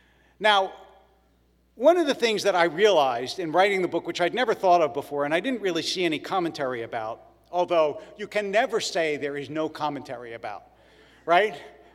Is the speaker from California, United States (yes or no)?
no; Philadelphia, Pennsylvania, United States; now in Los Angeles, United States; Growing up in Philadelphia, I will now tell you what's wrong with Los Angeles, because I've been here for decades, so I almost am a native.